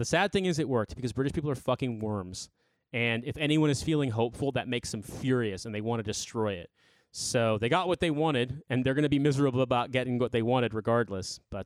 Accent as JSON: {"language": "English", "town": "Indianapolis", "region": "Indiana", "country": "United States", "moved": "as an adult", "lives_now": "United Kingdom", "said": "I'm from Indianapolis originally"}